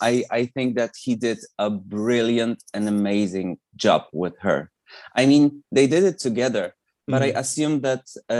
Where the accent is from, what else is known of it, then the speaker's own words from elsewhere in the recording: Poland; English is a second language; when I was a teenager, I was kind of aware of her existence around Spinning Around era, because it was a really popular song here